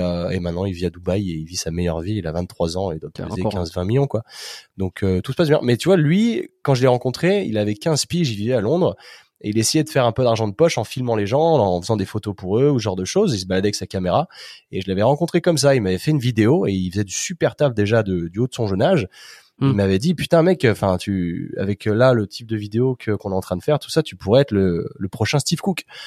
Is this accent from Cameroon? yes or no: no; Chambéry, Auvergne-Rhône-Alpes, France; moved away as an adult; also born or lived in United States / Australia / England / Spain; now in Chambéry, France; je suis originaire de Chambéry, donc euh, dans les Alpes